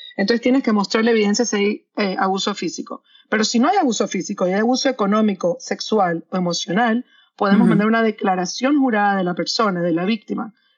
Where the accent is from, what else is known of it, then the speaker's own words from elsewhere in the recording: Panama; moved away as an adult; also born or lived in London / New York; now in Miami, United States; yo soy de Panamá, eh, soy abogada en Panamá y en Estados Unidos